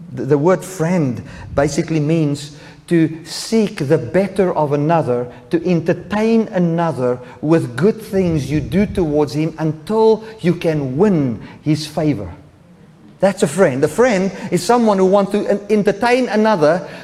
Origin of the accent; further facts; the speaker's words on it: South Africa; moved away; South Africa, we are not very much worried about political correctness